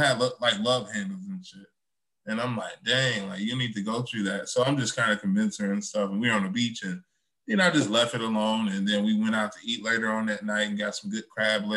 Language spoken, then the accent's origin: English; Chicago, Illinois, United States; now in Oak Park, United States; I'm from Chicago too